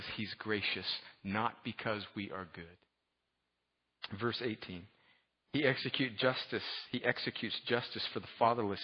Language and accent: English; United States; I'm an American, I'm a Westerner